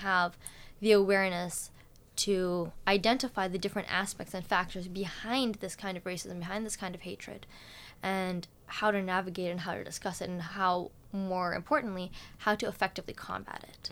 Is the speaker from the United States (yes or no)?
no; Vancouver, British Columbia, Canada; now in Victoria, Canada; my life in Vancouver, where we lived for nine years